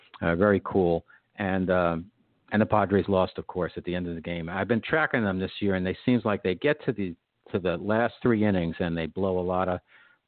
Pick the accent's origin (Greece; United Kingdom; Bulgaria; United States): United States; New York; I'm a New Yorker